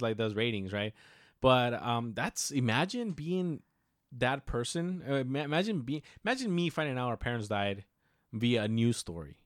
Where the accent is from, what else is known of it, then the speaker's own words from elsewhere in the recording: Mexico; we're Mexican and we come from a little town